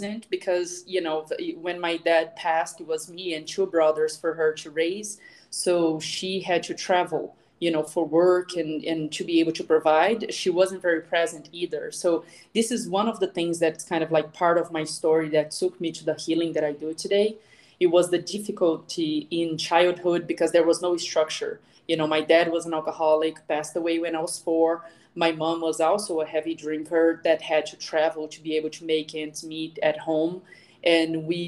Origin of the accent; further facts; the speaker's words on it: Brazil; moved away as an adult; also born or lived in Boston / Seattle / Florida; I actually grew up in Brazil, where I am back to now